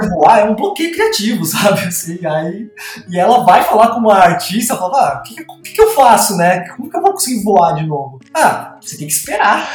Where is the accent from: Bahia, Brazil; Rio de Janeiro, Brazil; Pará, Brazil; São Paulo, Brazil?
São Paulo, Brazil; Bauru; moved away as an adult; also born or lived in Campinas; eu sou de Bauru, né? E eu fiz a faculdade, tudo lá, morei boa parte da minha vida lá